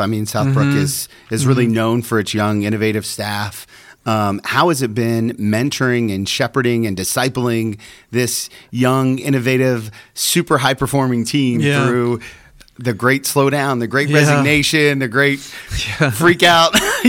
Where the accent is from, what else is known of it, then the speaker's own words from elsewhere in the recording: Centerville, United States; you're the lead pastor of a big movement here in Centerville, my hometown